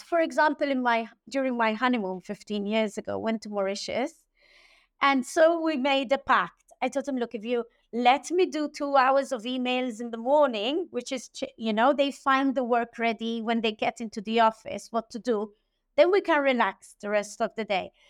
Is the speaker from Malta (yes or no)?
yes; Malta; also born or lived in Germany / Southampton, United Kingdom / London, United Kingdom; I was born and bred in Malta